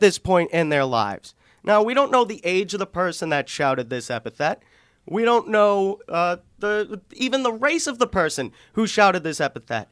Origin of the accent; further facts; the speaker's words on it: Boston, Massachusetts, United States; I grew up in South Boston